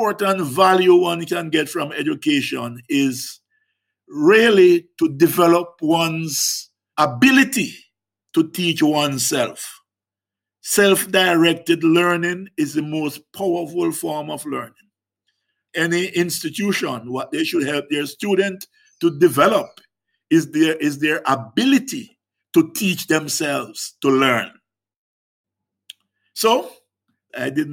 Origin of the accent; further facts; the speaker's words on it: Jericho, Hanover, Jamaica; in the African diaspora community across the world, certainly in my community of Jericho and Hanover